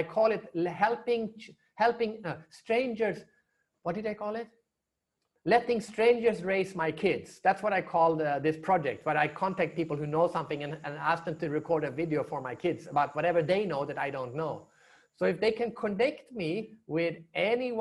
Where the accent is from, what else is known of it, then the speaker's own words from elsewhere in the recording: Sweden; also born or lived in China / United States; now in Singapore; I'm from Sweden